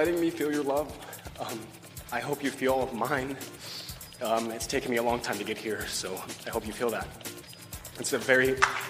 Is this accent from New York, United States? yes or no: no; Kansas, United States; also born or lived in Hot Springs, United States; First of all, I grew up in Kansas. I also spent 6 years in Hot Springs, which is where Chad's from, and his family's still there.